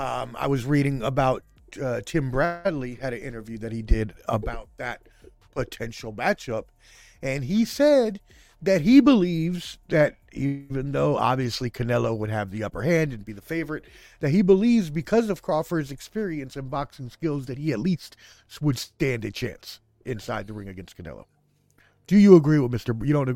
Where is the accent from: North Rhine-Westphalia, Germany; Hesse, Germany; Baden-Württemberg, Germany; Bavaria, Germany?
Hesse, Germany; Frankfurt; born there; I was born in Frankfurt, Germany.